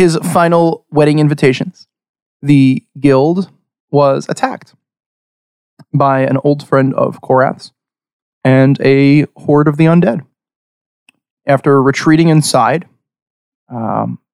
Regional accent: Long Island, New York, United States; We are 5 dudes from Long Island.

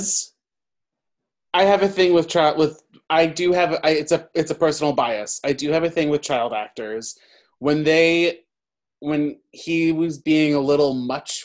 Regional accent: New York City, New York, United States; I'm from New York

